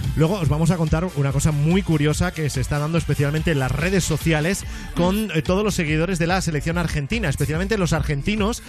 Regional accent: Barcelona, Catalonia, Spain; Los que somos de Barcelona

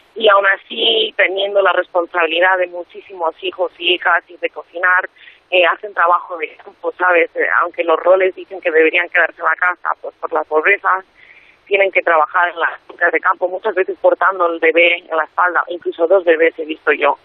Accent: Madrid, Community of Madrid, Spain; tengo 27 años y soy de Madrid.

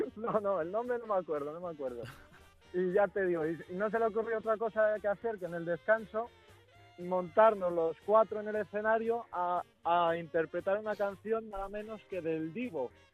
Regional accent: Sanabria, Zamora, Castile and León, Spain; aquí de mi pueblo

